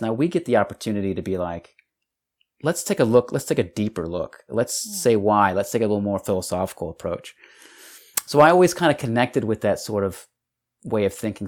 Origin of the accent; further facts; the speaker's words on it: El Paso, Texas, United States; moved away; Texas, from El Paso, Texas